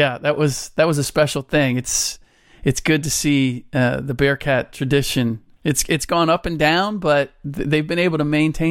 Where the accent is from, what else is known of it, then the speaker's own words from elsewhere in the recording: Cincinnati, Ohio, United States; now in Bay Area, United States; I was born and raised in Cincinnati, grew up in Clifton, which is just in the shadow of the University of Cincinnati.